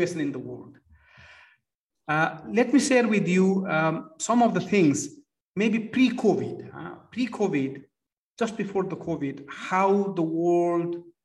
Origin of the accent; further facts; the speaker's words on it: Nepal; moved away; At the age of 14, I started volunteering for Red Cross in Nepal. I come from Nepal.